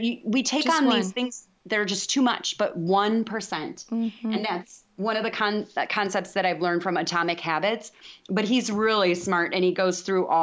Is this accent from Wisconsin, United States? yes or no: no; DeKalb, Illinois, United States; born or raised there; moved away as an adult; now in Texas, United States